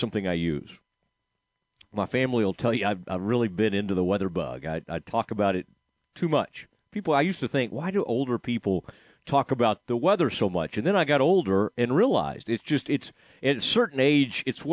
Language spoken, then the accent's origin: English; Dallas, Texas, United States; also born or lived in Waco, Texas; I'm from the Dallas area originally, but then spent a lot of my life in the Waco area